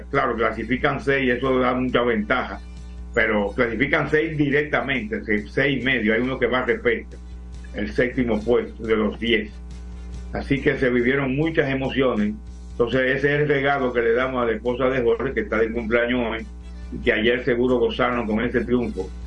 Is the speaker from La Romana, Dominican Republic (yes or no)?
no; Moca, Espaillat, Dominican Republic; also born or lived in La Vega / Puerto Plata; now in Santo Domingo, Dominican Republic; Yo nací en La Vega, viví en Puerto Plata, pero soy mocano que reside en Santo Domingo.